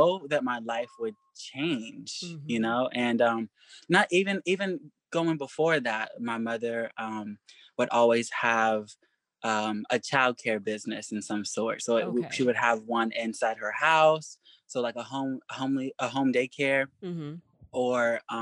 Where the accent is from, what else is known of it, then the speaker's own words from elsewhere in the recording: Kentucky, United States; growing up in Kentucky